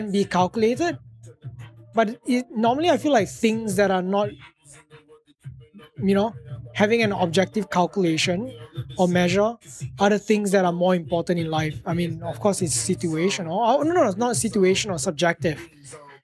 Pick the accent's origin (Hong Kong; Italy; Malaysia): Malaysia; first language English; moved away